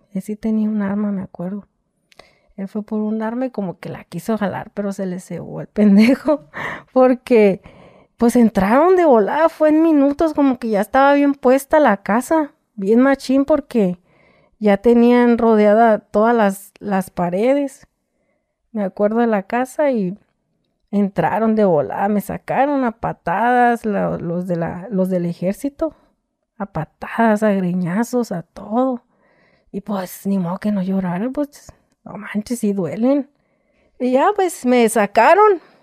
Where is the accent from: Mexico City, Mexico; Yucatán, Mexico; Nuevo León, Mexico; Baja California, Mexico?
Baja California, Mexico; Tijuana; also born or lived in Michoacán; yo soy de aquí de Tijuana